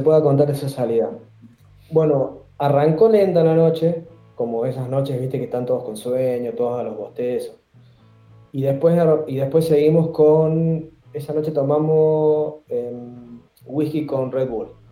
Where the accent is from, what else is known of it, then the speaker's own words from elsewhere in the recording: San Luis, Argentina; moved away as an adult; also born or lived in Córdoba; now in Chile; yo soy de San Luis